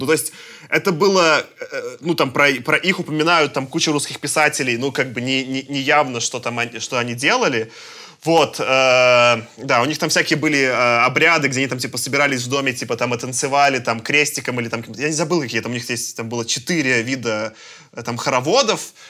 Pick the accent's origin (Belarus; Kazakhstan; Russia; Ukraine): Belarus; я как белорус